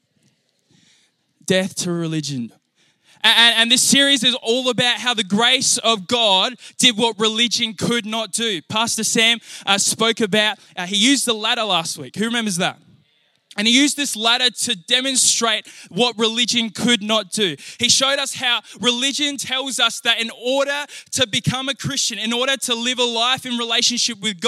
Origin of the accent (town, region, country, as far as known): Naracoorte, South Australia, Australia; born or raised there; also born or lived in Hamilton, New Zealand